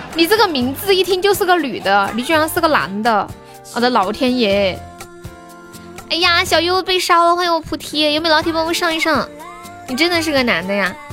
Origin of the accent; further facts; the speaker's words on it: Sichuan, China; accent: Sichuanese; moved away; also born or lived in Shaanxi; 我除了在四川，就是在陕西待的最久了